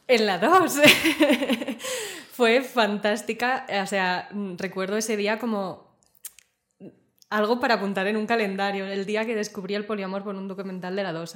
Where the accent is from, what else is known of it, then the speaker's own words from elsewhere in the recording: Zaragoza, Aragon, Spain; moved away as an adult; now in Barcelona, Spain; yo soy de Zaragoza y vine a Barcelona a estudiar, ya hace siete años